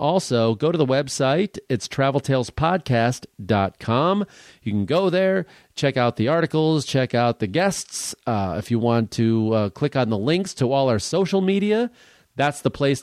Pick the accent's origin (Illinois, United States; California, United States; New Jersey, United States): Illinois, United States; Chicago; also born or lived in Port Washington, Wisconsin; we're both from Chicago